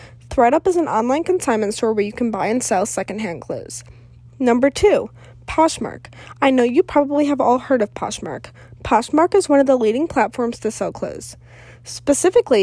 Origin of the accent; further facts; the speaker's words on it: Cleveland, Ohio, United States; also born or lived in Elon University, North Carolina; I am from Cleveland, Ohio.